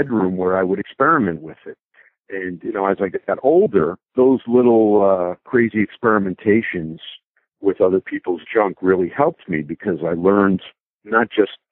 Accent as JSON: {"language": "English", "town": "Bloomfield", "region": "New Jersey", "country": "United States", "tie": "born or raised there", "said": "I was born in Northwest New Jersey in a small suburb called Bloomfield"}